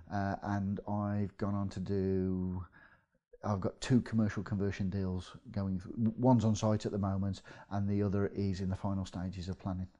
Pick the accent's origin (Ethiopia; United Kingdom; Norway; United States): United Kingdom; Midlands; accent: Midlands; moved away as an adult; now in North East England, United Kingdom; you can probably tell from my accent, I'm from the Midlands